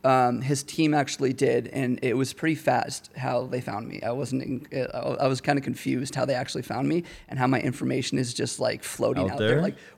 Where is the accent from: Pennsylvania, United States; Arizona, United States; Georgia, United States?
Arizona, United States; Phoenix; now in Denver, United States; Born and raised in Phoenix.